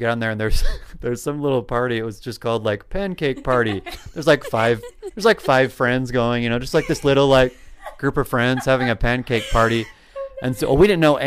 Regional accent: Idaho Falls, Idaho, United States; moved away; I grew up there in one of the large metropolises of Idaho, known as Idaho Falls

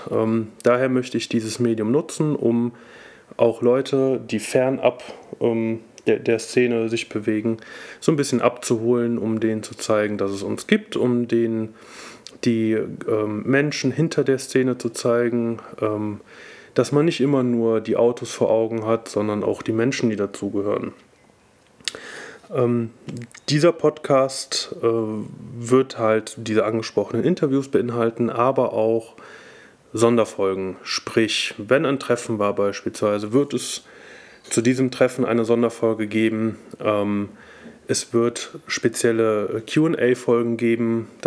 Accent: Cologne, North Rhine-Westphalia, Germany; äh, ich komme aus Köln und äh, bin Mitglied des Team Alfila.

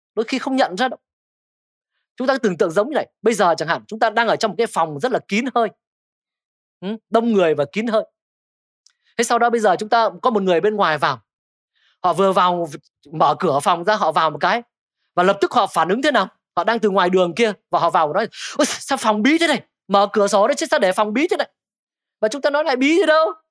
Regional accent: Thái Bình, Vietnam; now in Hanoi, Vietnam; quê tôi ở Thái Bình

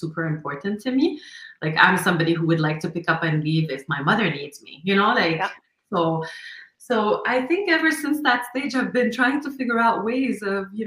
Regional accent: Lebanon; moved away as an adult; now in Montreal, Canada; I come originally from Lebanon, and I grew up actually in war times of Lebanon

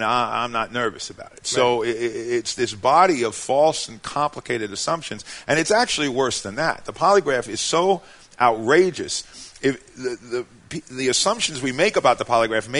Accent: New York City, New York, United States; I was born in Brooklyn

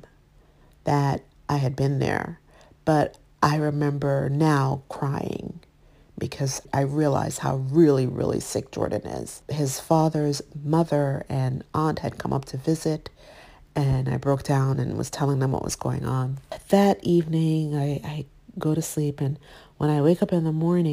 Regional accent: Jamaica; now in United States; I grew up in Jamaica, West Indies, and that was a big part of our life.

